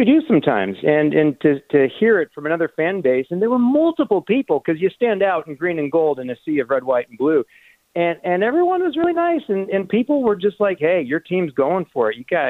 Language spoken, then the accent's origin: English; Sacramento, California, United States; I'm from Sacramento